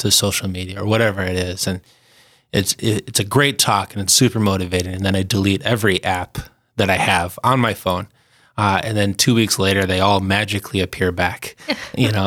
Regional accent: St. Paul, Minnesota, United States; moved away as an adult; now in Sioux Falls, United States; I'm originally from St. Paul, Minnesota.

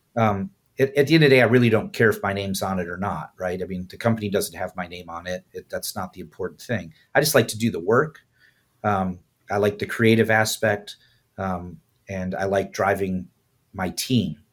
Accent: Chicago, Illinois, United States; I'm originally from, uh, north side of Chicago.

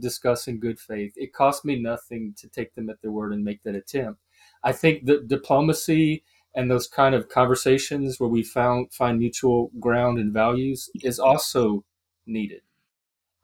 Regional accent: Louisiana, United States; I'm from the South. I'm from Louisiana

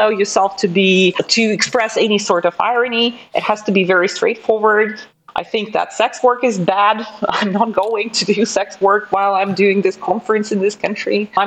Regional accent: Moscow, Russia; English is a second language; moved away as an adult; also born or lived in Jinan, China / Edmonton, Canada; now in Wolverhampton, United Kingdom; I still have huge privilege of being born and raised in Moscow

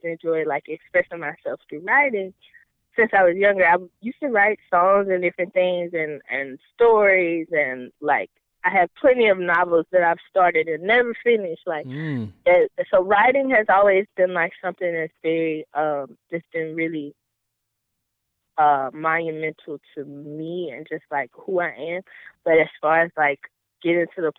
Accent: Goshen, Mississippi, United States; I'm from Goshen, Mississippi

